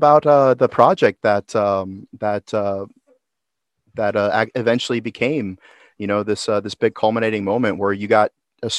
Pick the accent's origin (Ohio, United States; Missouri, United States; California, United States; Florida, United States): Florida, United States; Orlando; Now, I grew up in Orlando